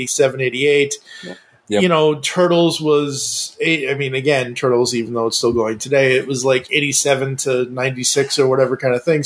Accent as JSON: {"language": "English", "town": "Kingston", "region": "Massachusetts", "country": "United States", "tie": "born or raised there", "also_born_or_lived": "Stoughton, Massachusetts", "said": "I was born in Stoughton. I grew up an hour and a half south of Boston in Kingston"}